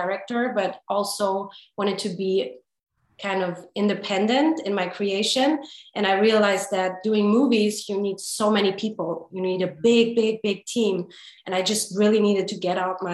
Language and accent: English; Hamburg, Germany; now in Los Angeles, United States; Born in Germany, in Hamburg, to be precise. And born and raised in Germany